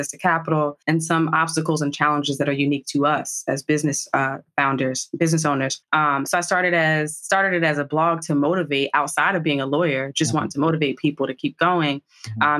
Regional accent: New Jersey, United States; also born or lived in Washington, D.C.; I'm a Jersey girl, born and bred through and through.

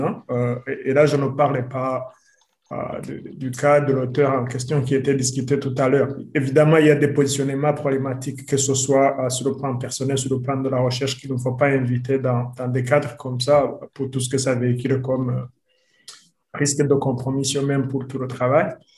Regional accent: Burundi; je suis burundais

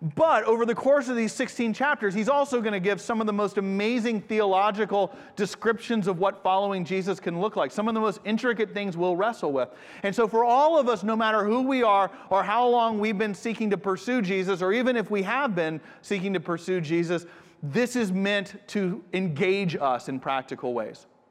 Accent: United States; moved away as an adult; also born or lived in Japan; I'm from the States

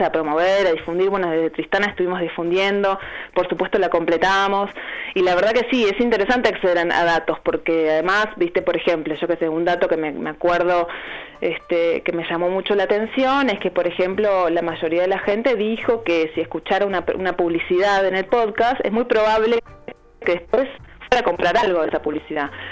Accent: Uruguay; moved away as an adult; now in Argentina; yo soy uruguaya y hace siete años que estoy viviendo acá

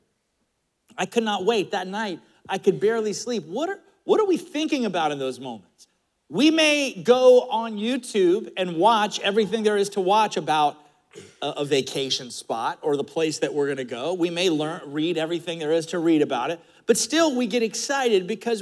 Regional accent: Florida, United States; growing up in Florida in the 70s

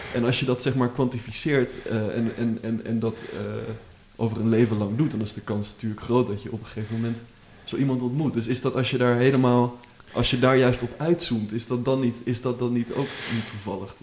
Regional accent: Amsterdam, North Holland, Netherlands; ik kom uit Amsterdam

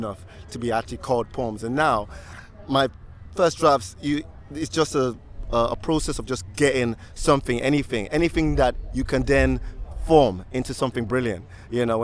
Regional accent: London, United Kingdom; also born or lived in Muswell Hill; I was born and bred in Hackney

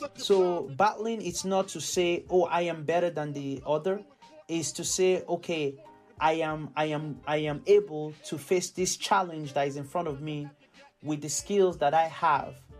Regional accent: Carlow, Ireland; I grew up um, um, um, as half Nigerian and half Irish, uh, or Nigerian Irish

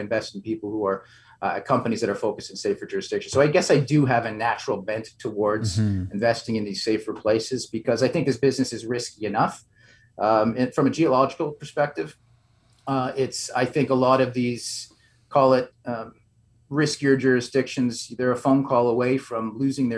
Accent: Toronto, Ontario, Canada; I'm from Toronto, and Toronto, much like Vancouver, is really a hub.

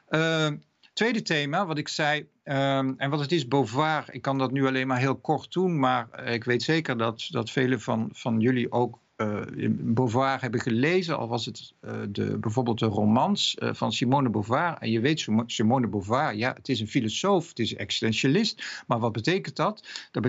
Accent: Netherlands; Ik ben Nederlander, ik ben man en in een andere tijd, ik zit in een oorlog of ik word ziek of wat dan ook.

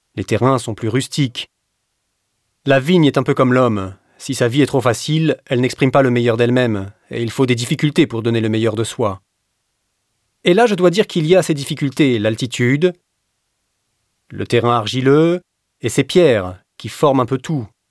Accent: Florence, Tuscany, Italy; moved away as an adult; also born or lived in Castello di Ama, Tuscany; Je suis parti de Florence pour arriver ici en mille neuf cent quatre-vingt-deux. Je suis d'origine florentine

